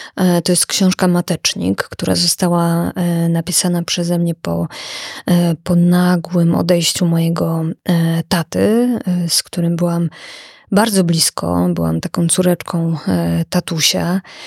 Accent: village in the Jaworzyna Krynicka range, Lesser Poland, Poland; moved away as an adult; also born or lived in Kraków; zamieszkałam we wsi, która jest nad moją rodzinną wsią. I to jest e, takie piękne miejsce w paśmie Jaworzyny Krynickiej

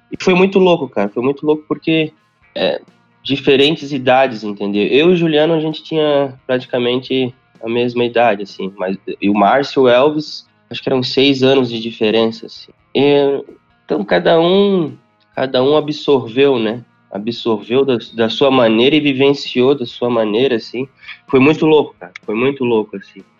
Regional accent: Sapucaia do Sul, Rio Grande do Sul, Brazil; now in Canoas, Brazil; Eu sou de Sapucaia do Sul

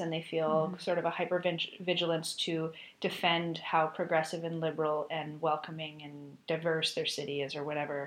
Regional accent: Minneapolis, Minnesota, United States; I grew up in South Minneapolis

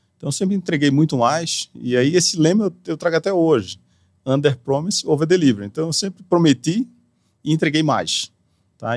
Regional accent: Recife, Pernambuco, Brazil; moved away as an adult; also born or lived in Walnut Creek, California, United States; now in São Paulo, Brazil; eu nasci na Califórnia, Walnut Creek, sou californiano, americano, de passaporte americano e voltei para Recife com um ano e meio. Então eu me considero pernambucano

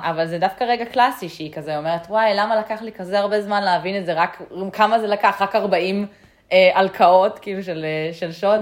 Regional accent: Israel; בתור ישראלים אנחנו גדלים עם הרבה סיפורי גבורה

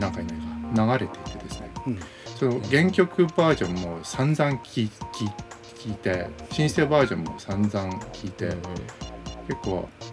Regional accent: Kanazawa, Ishikawa, Japan; 僕の実家あの石川県の金沢ていうところ

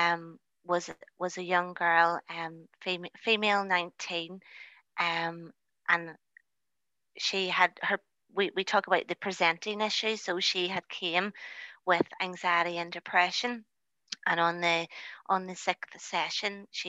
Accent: Lisburn, Northern Ireland, United Kingdom; also born or lived in North Belfast; I am originally from the Lisburn area

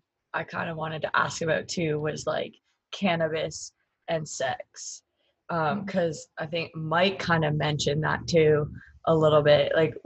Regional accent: Canada; moved away; I'm from Canada

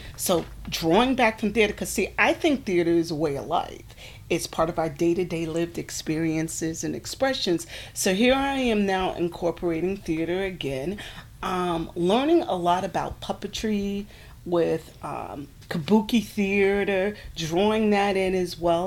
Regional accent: Newark, New Jersey, United States; moved away as an adult; also born or lived in Bucksport, South Carolina; now in South Carolina, United States; I was born and raised in Newark, New Jersey

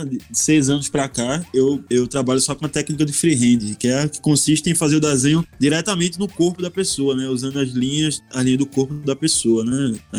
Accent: Northeast Region, Brazil; eu saí do Nordeste a primeira vez em 2012.

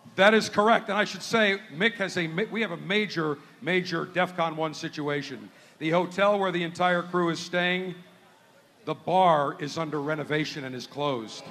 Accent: Buffalo, New York, United States; moved away; my hometown of Buffalo, New York

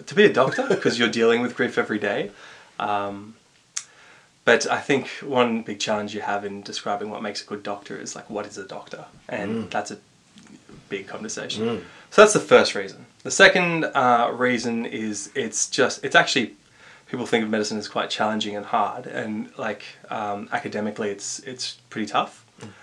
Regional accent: Canberra, Australian Capital Territory, Australia; growing up in Canberra.

